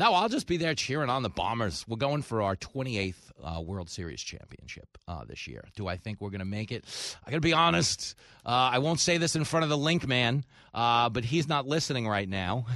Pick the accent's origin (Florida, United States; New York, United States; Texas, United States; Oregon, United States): New York, United States; Levittown; growing up in Levittown